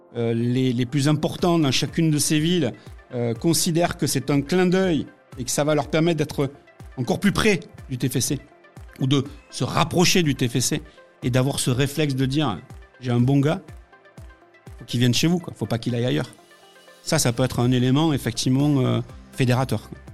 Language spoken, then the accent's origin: French; Montauban, Occitania, France; je suis originaire de, de Midi-Pyrénées, je continue à l'appeler Midi-Pyrénées, mais euh, natif de Montauban euh, dans le Tarn-et-Garonne, le 82